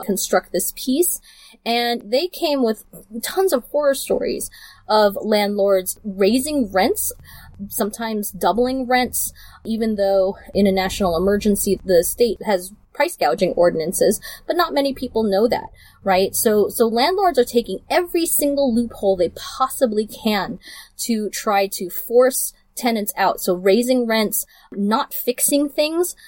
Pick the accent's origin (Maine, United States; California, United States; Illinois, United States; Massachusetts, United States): California, United States; Burbank; also born or lived in Los Angeles; I grew up in Burbank, which was the Lockheed plant